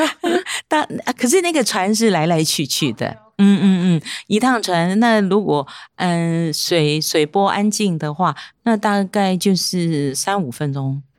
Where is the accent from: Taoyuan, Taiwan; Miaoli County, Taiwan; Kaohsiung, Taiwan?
Miaoli County, Taiwan; moved away as an adult; now in Xindian, Taiwan; 我是苗栗的客家人，可是呢，在三十年前，我已经落脚在新店了